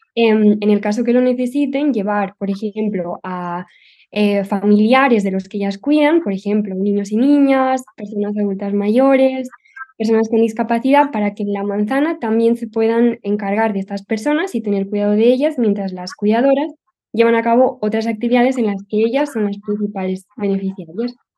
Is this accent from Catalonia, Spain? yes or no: yes; Barcelona, Catalonia, Spain; soy de Barcelona